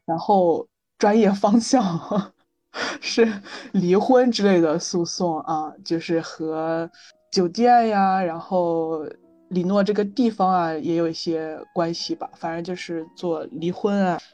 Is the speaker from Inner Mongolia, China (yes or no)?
no; Jiangsu, China; moved away as an adult; also born or lived in Beijing; 我从江苏去北京上学